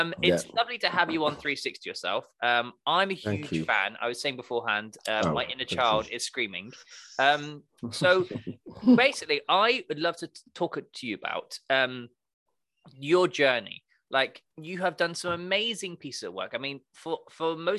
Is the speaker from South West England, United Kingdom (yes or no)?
yes; Devon, South West England, United Kingdom; I'm from Devon